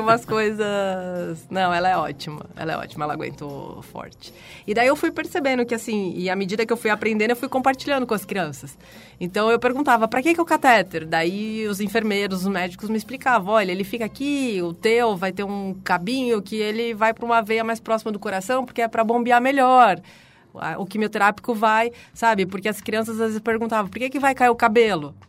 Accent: São Paulo, Brazil; accent: R puxado (interior paulista); sou de São Paulo, nasci aqui. Passei muito tempo no interior, por isso que eu tenho esse R puxado, mas na verdade nunca morei

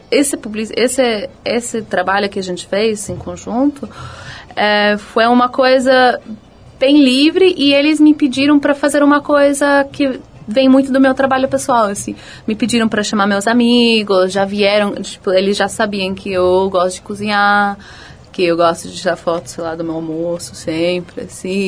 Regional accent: Los Angeles, California, United States; Eu nasci e fui criada nos Estados Unidos, em, em Los Angeles.

